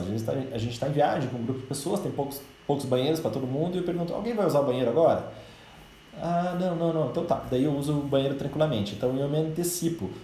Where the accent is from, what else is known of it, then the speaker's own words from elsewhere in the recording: Brazil; nós como brasileiros